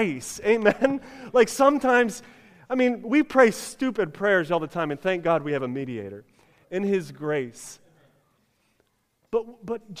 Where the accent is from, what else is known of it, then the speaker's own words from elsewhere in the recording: United States; we're American